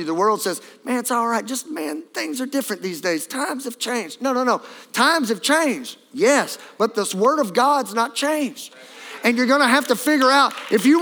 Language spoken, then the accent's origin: English; Louisiana, United States; I'm from Louisiana